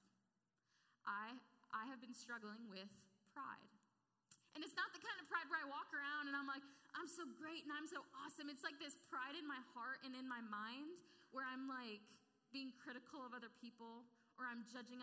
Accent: Clarksville, United States; I grew up in Clarksville

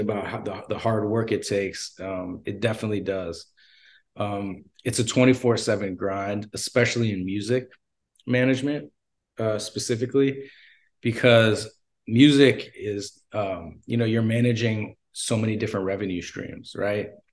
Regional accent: Los Angeles, California, United States; I'm from Los Angeles, L A native

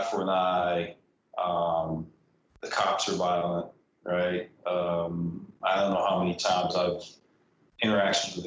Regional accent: San Diego, California, United States; growing up in Southeast San Diego, that if I got stopped by the cops and I didn't run, I was getting my ass whooped

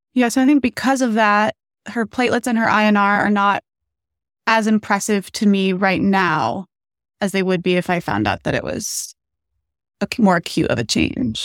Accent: Phoenix, Arizona, United States; moved away as an adult; now in Chicago, United States; I am from Phoenix, Arizona

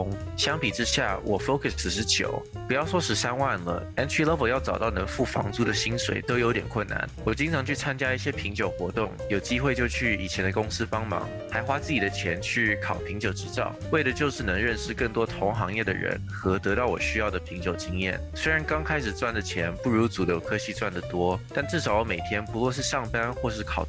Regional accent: Shanghai, China; moved away as an adult; also born or lived in California, United States; now in New York, United States; 我出生于美国加州，由于家里工作原因，从小学开始就在上海的上海中学国际部读书。高中毕业后来到纽约，在 Parsons 学院隶属的 New School 读英文写作和文学专业。

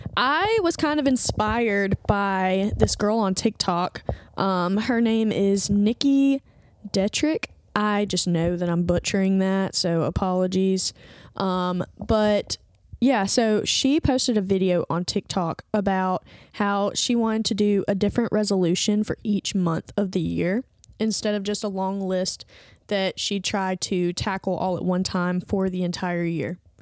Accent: Andalusia, Alabama, United States; moved away as an adult; now in Birmingham, United States; I went home to, um, my hometown, which is, like, three hours south from here to go visit some family and friends and spent an entire week there. I do not remember the last time that I spent an entire week in Andalusia, Alabama

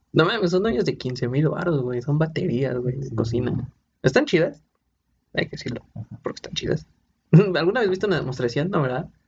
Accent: Puebla, Mexico; Nosotros somos de Puebla

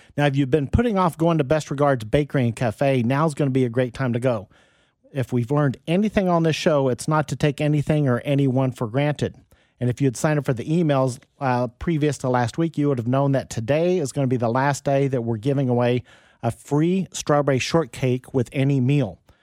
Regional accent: Wichita, Kansas, United States; also born or lived in Overland Park, Kansas; I was growing up in Wichita

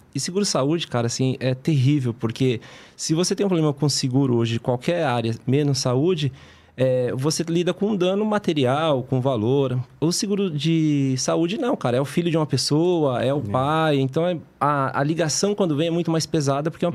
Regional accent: Brazil; Nós que somos brasileiros

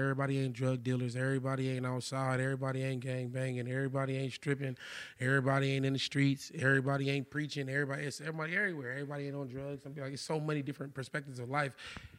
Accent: Compton, California, United States; I was born in Compton, though, man. Shout out L.A. LA County. I was born in Compton. I lived in Linwood, Inglewood, Long Beach, Pasadena, Norwalk, Corona, everywhere, man.

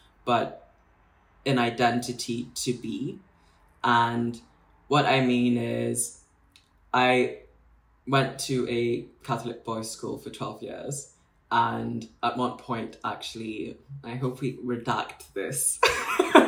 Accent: Nairobi, Kenya; moved away as an adult; also born or lived in Bristol; now in London, United Kingdom; So I'm Kenyan, born and raised in Nairobi most of my life. Only moved to the UK circa 2014 to read law, relatively young

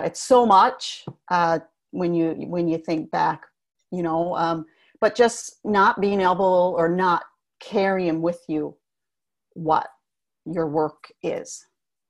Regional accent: East Coast, Canada; moved away as an adult; also born or lived in Alberta; Born and raised on the East Coast. So it was good to be back home

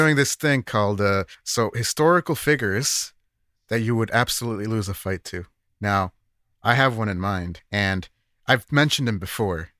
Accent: United States; as an American

